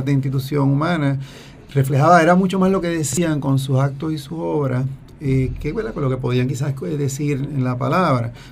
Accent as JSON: {"language": "Spanish", "town": "Dorado", "country": "Puerto Rico", "tie": "born or raised there", "said": "yo me crié en Dorado y allí conoces a los espiritanos."}